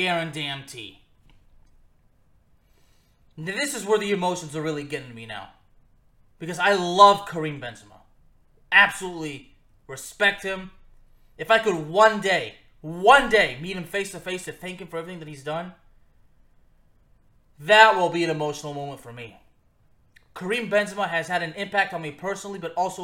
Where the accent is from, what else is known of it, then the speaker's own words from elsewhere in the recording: Lyon, Auvergne-Rhône-Alpes, France; moved away; also born or lived in Villeurbanne; we were both born in the same city in France. We are both from Lyon